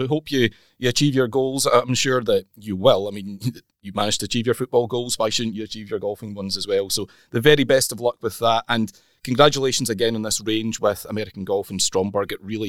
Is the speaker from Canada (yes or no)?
no; Scotland, United Kingdom; we're Scottish